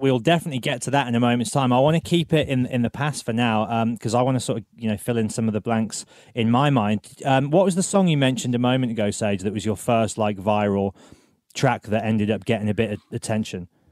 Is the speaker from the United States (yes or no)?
no; England, United Kingdom; as an English fellow